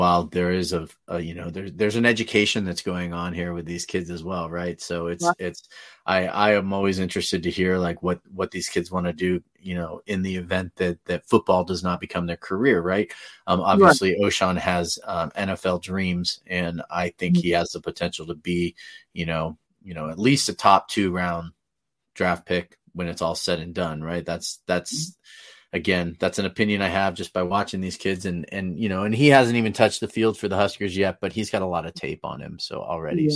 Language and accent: English; Northern California, United States; I'm from Northern California